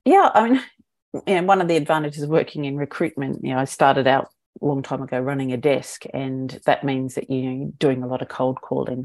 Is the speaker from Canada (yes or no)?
no; Australia; moved away as an adult; also born or lived in New Zealand / United Kingdom / Hong Kong; I'm Australian